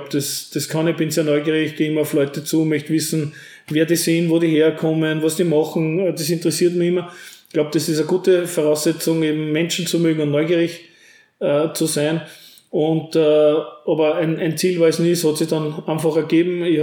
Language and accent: German; St. Pölten, Lower Austria, Austria; now in Herzogenburg, Austria; Hier, ähnlich wie meine Heimatstadt St. Pölten, hat sich ja Herzogenburg in den letzten Jahren sehr, sehr toll entwickelt.